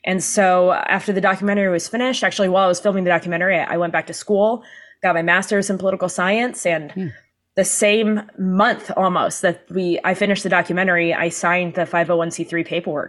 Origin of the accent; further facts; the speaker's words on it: San Diego, California, United States; Down in San Diego.